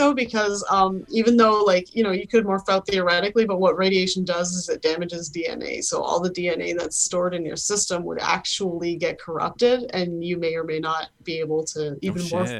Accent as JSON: {"language": "English", "country": "Canada", "said": "As a Canadian"}